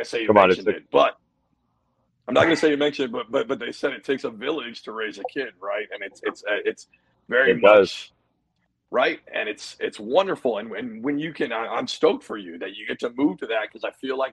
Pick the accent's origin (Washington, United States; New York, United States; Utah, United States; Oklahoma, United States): Washington, United States; Seattle; moved away; also born or lived in New Jersey; I grew up in a family. It's not a big family, quite to say, right? Like a smaller family. It was a traditional, like I'm originally from Seattle